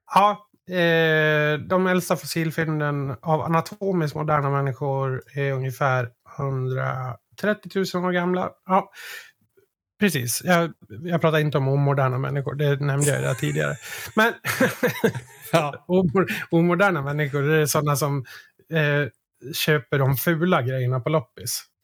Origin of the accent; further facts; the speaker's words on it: Sweden; för mig som svensk